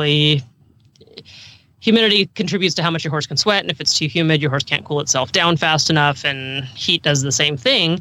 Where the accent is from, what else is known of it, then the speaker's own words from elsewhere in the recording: California, United States; also born or lived in Arizona; now in Pennsylvania, United States; I grew up in California, but we spent a lot of time in Arizona